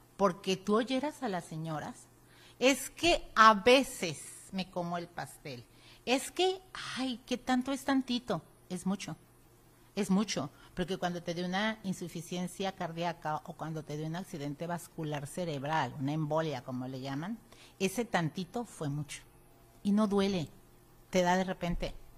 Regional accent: Mexico; los mexicanos no tenemos la cultura de la prevención

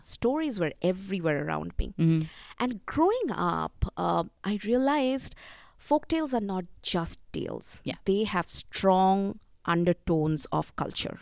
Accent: India; growing up in India, folk tales have always been part of my life

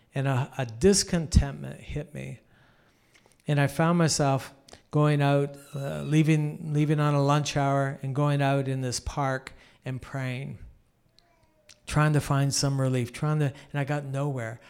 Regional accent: Canada; I'm a Canadian

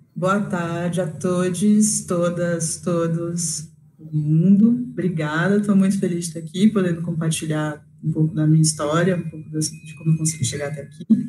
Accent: Osasco, São Paulo, Brazil; eu sou de Osasco, uma cidade de zona metropolitana, periferia de São Paulo

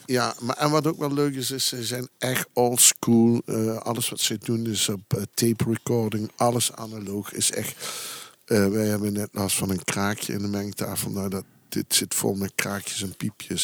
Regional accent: Belgian Campine, Flanders, Belgium; ik kom uit de Kempen, uit de Belgische Kempen

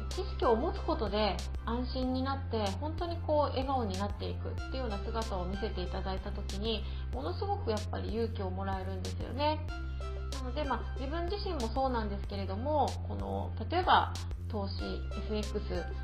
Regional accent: Okinawa, Japan; moved away as an adult; also born or lived in Tokyo; 沖縄生まれ沖縄育ちではあるんですけれども

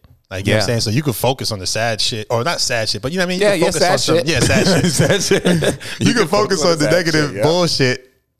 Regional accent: New York City, New York, United States; Man, I love Brooklyn, bro. It was so amazing just because we grew up around so many different ethnicities and all that kind of stuff.

